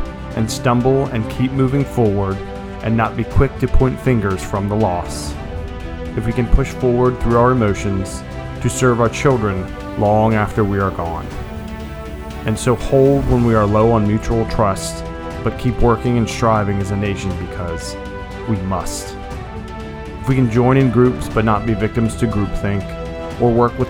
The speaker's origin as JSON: {"language": "English", "country": "United States", "said": "as an American in 2020"}